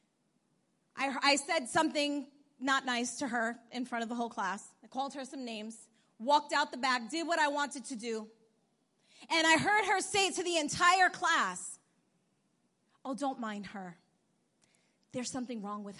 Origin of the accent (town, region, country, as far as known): New York, United States; born or raised there; also born or lived in Bogota, Colombia